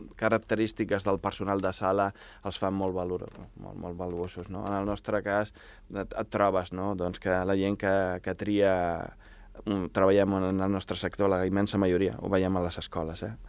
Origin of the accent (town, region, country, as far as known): Baix Llobregat, Catalonia, Spain